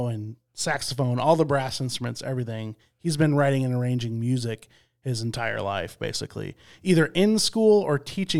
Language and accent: English; Midland, Michigan, United States; I grew up in Midland, Michigan, I'm a Michigan State fan.